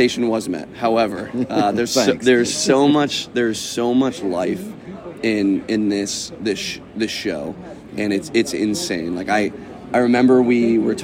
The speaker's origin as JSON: {"language": "English", "region": "New England", "country": "United States", "also_born_or_lived": "Kentucky / Georgia", "moved": "as an adult", "lives_now": "Washington, United States", "said": "I'm from New England, best place in the world, but I live in Washington State."}